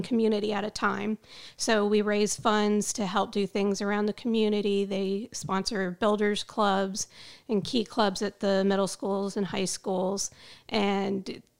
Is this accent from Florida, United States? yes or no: yes; Florida, United States; now in Spring Hill, United States; I grew up in Florida close to Disney World